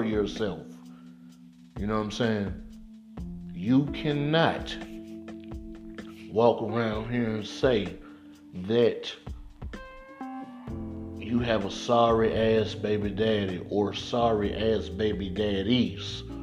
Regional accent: Mississippi, United States; moved away as an adult; now in Atlanta, United States; we grew up in Mississippi

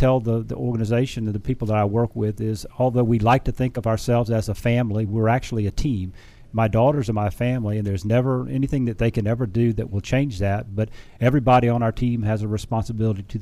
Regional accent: Beaufort, South Carolina, United States; moved away; also born or lived in Charlotte, North Carolina; Originally from Beaufort, South Carolina

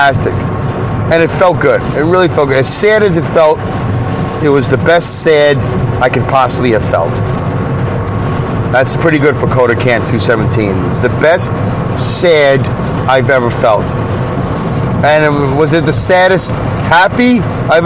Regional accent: Brooklyn, New York, United States; accent: Brooklyn; growing up in Brooklyn

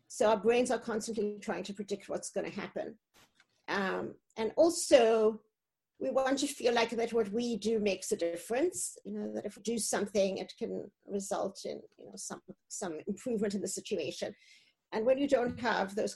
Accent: South Africa; moved away as an adult; also born or lived in East Coast, United States; now in United States; I grew up in South Africa, the end of apartheid

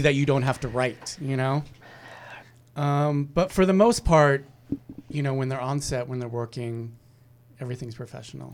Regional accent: Fresno, California, United States; I grew up in Fresno

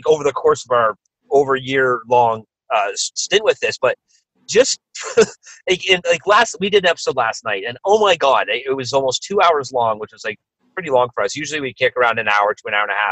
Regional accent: Canada; there's a TV show that we grew up in Canada called Degrassi Junior High

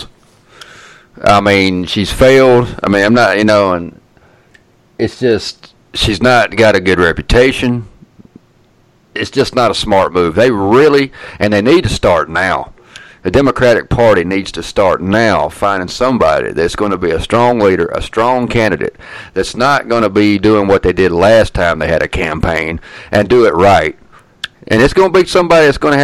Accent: Atlanta, Georgia, United States; moved away; I'm from Atlanta.

